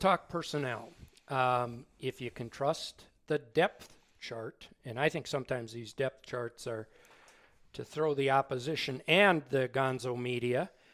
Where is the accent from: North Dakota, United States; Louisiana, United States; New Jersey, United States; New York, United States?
North Dakota, United States; Zeeland; my hometown of Zealand, North Dakota